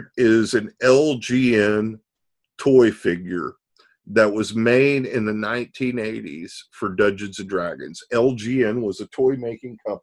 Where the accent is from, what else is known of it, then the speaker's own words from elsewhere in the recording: the South, United States; I'm growing up in the South in a small town